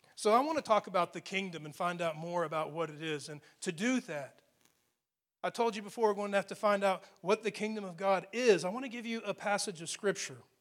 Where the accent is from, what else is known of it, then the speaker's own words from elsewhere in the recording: Texas, United States; I grew up in Texas